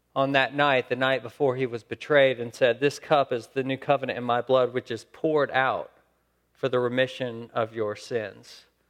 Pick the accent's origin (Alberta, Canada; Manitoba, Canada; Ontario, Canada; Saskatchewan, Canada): Saskatchewan, Canada; I'm from Saskatchewan.